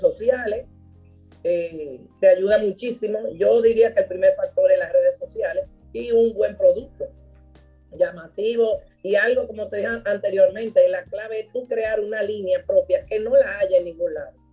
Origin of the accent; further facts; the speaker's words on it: Dominican Republic; mi papá era libanés, mi mamá dominicana, yo soy dominicana